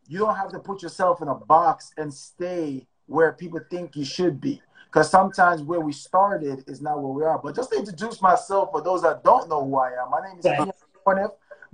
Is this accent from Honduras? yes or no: no; Jamaica; now in United States; my mom came here. We came from Jamaica, right? And we didn't have much.